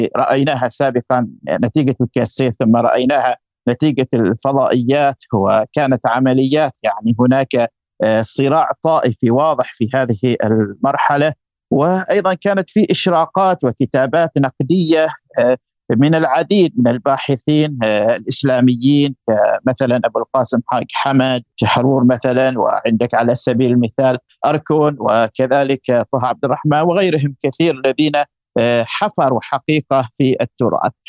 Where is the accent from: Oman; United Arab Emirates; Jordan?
Oman; عندنا في عمان